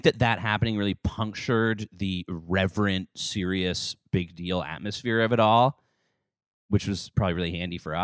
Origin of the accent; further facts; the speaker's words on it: Toronto, Ontario, Canada; We're a Canadian band. We're from Toronto environs